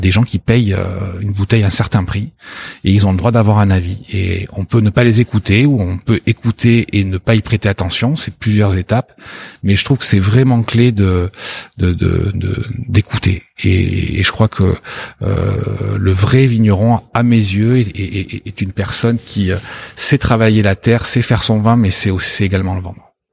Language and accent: French; Bordeaux, Nouvelle-Aquitaine, France; also born or lived in Australia; j'ai grandi ici, j'ai quitté Bordeaux pour 3